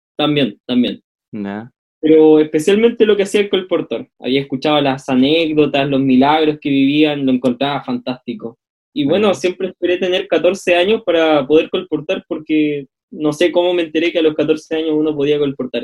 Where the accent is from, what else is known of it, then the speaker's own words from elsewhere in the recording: Calama, Antofagasta, Chile; yo soy de Calama